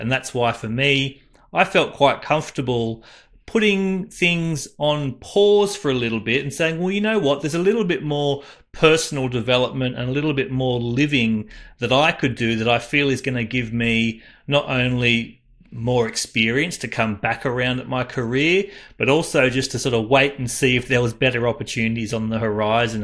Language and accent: English; Cairns, Queensland, Australia; moved away; also born or lived in Central Coast, New South Wales; So I was born up in Cairns